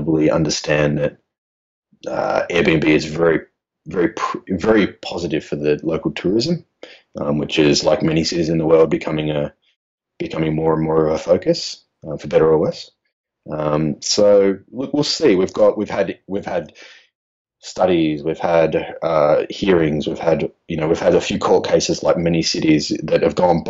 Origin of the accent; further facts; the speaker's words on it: Australia; I'm Australian